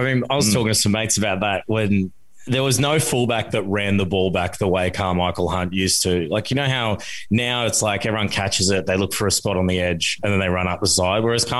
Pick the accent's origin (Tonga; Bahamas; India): Tonga; born there; Well, because I was born in Tonga, so I like seeing him chuck on the red jersey during the World Cup